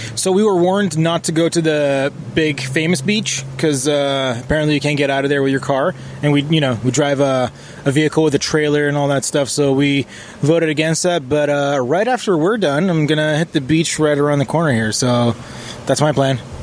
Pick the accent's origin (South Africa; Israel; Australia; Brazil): Israel; now in Canada; I'm from Israel